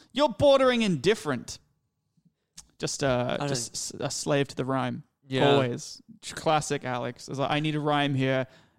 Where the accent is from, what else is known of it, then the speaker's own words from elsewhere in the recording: England, United Kingdom; I came from England. I didn't speak it.